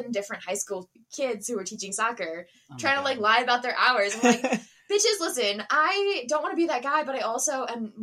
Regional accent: Pennsylvania area, United States; moved away; I'm from the Pennsylvania area

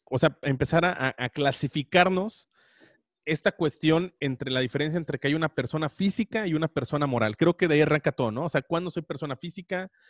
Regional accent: Mexico

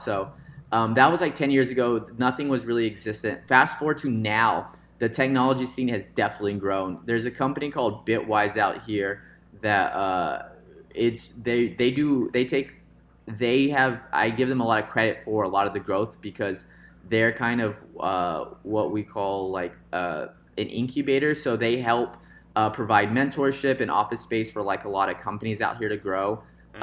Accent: Visalia, California, United States; now in Fresno, United States; I was born into uh, a suburb or a small town called Visalia, kind of the outskirts of Fresno here, and um, a big influence was my dad because when we grew up in Visalia

